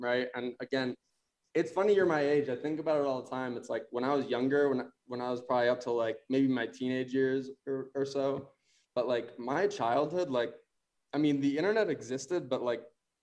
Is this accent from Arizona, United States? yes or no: yes; Arizona, United States; moved away as an adult; also born or lived in Chicago; I was about to go to U of A because I grew up in Arizona.